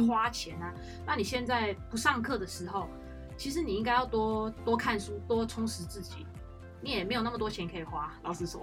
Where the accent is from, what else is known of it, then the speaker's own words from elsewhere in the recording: Malaysia; also born or lived in China; now in Taiwan; 我来自马来西亚